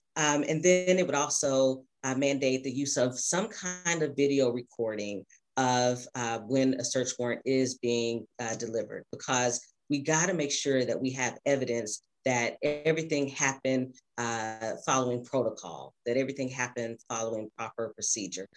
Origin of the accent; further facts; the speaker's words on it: Louisville, Kentucky, United States; also born or lived in Knoxville, Tennessee; I was born and raised in Louisville